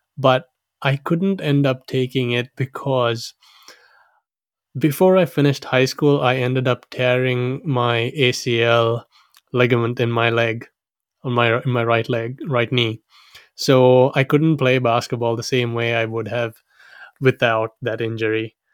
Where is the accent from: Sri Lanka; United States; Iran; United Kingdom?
Sri Lanka; now in Auckland, New Zealand; I was born and raised in Sri Lanka